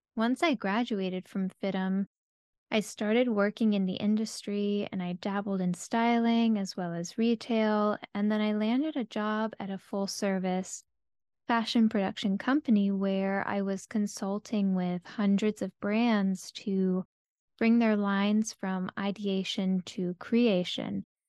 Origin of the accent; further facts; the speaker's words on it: South Florida, United States; I grew up in South Florida